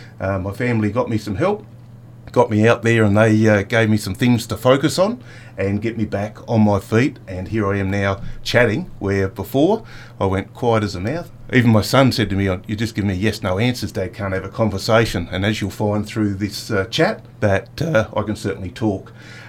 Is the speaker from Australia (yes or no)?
yes; Mount Gambier, South Australia, Australia; I was born here in Mount Gambier, and I travelled around with work to different cities through the states, South Australia, Victoria, New South Wales, but always got drawn back to Mount Gambier because it's beautiful, green, lush sort of area